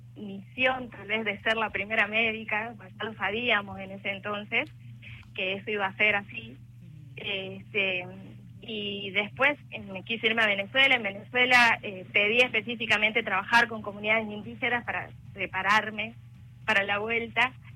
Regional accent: Embarcación, Salta, Argentina; now in Salta, Argentina; yo soy de embarcación

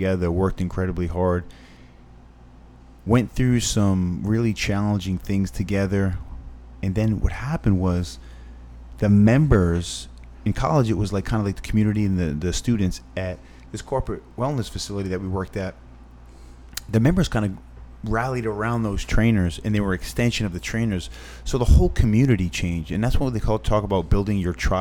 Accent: Fall River, Massachusetts, United States; moved away as an adult; also born or lived in Richmond, Virginia; I'm from Fall River, Massachusetts

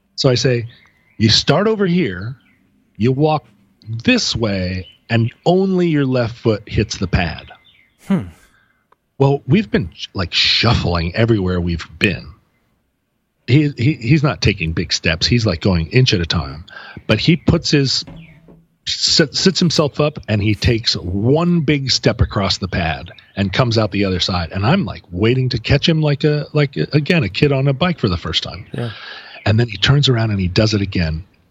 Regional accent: Alaska, United States; now in Seattle, United States; we're from Alaska

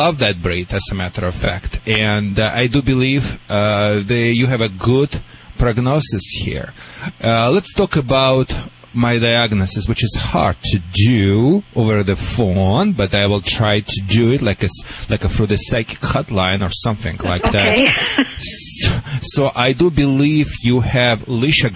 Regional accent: Russia; English is a second language; moved away

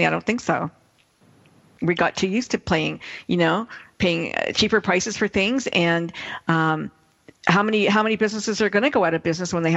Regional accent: Canada; I'm from Canada. I live in Canada.

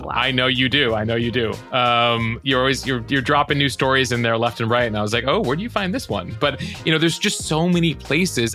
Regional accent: Chicago, Illinois, United States; I'm from Chicago

